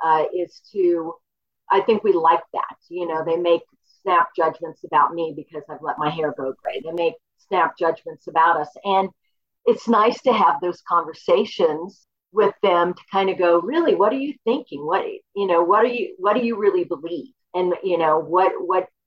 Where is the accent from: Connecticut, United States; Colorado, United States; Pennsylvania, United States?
Colorado, United States; Boulder; also born or lived in Oklahoma; Oklahoma, but I grew up in Boulder